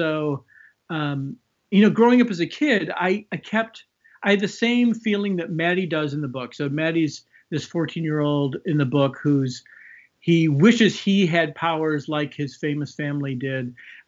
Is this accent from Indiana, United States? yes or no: no; Chicago, Illinois, United States; Yeah, so I grew up in Chicago. I went to school in the 80s.